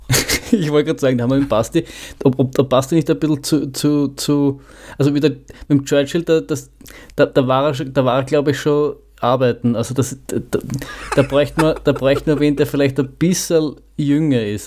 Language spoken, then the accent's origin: German; Vienna, Austria; als Wiener